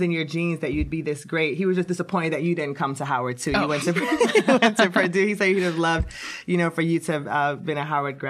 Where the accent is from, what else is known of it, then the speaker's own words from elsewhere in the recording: Jamaica; I was born in Jamaica as well.